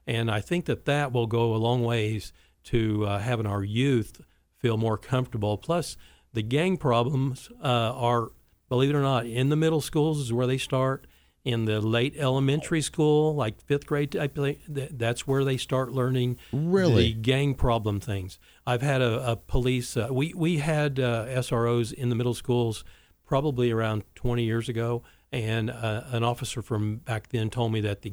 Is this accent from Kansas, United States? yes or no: yes; Wichita, Kansas, United States; growing up in Wichita